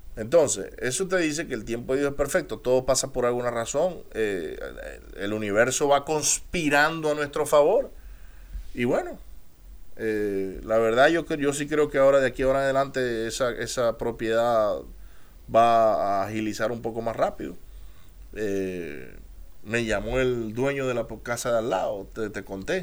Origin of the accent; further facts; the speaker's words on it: Maracaibo, Zulia, Venezuela; accent: maracucho; moved away; also born or lived in United States; Yo soy americano de nacimiento, soy venezolano de crecimiento y de corazón y si me lo notan el acento, pueden decir que soy maracucho